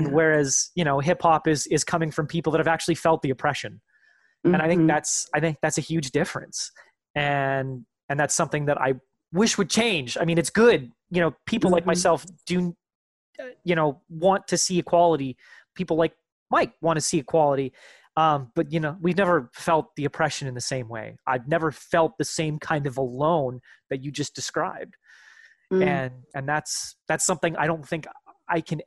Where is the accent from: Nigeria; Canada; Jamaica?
Canada; I'm from Canada